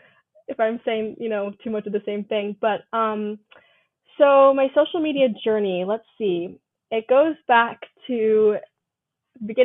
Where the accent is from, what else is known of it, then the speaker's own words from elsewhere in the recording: Northern Virginia, United States; moved away as an adult; also born or lived in Hawaii; I'm from Northern Virginia, so the DC area.